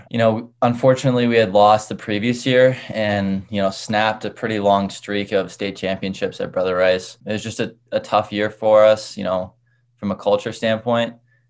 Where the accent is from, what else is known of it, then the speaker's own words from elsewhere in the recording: Michigan, United States; So in middle school, I played just about every sport, baseball, basketball, football.